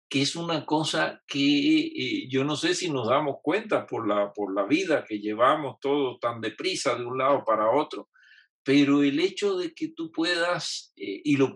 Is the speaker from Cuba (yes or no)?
yes; Cuba; now in Mexico; Lo primero que quiero decir es que yo soy tan cubano como el moro y cristiano y tan mexicano como los chilaquiles.